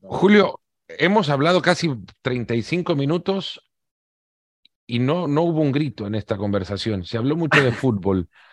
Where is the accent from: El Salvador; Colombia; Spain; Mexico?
El Salvador; Yo siendo salvadoreño